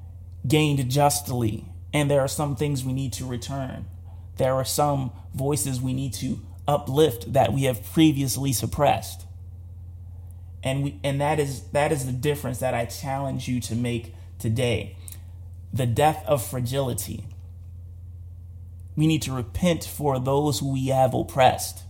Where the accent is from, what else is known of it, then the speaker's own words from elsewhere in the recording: United States; as an American